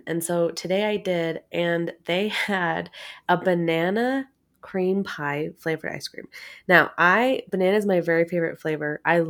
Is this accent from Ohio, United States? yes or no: no; Oregon, United States; I am. I'm from Oregon.